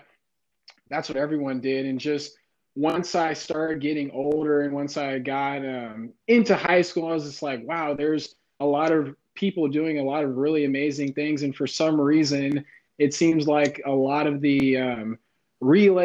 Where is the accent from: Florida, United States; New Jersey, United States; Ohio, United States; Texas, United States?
Texas, United States; Missouri City; also born or lived in Houston, Texas / Valparaiso, Indiana; I was born and raised in Houston, Texas, and I spent most of my time in Missouri City, which is one of the suburbs.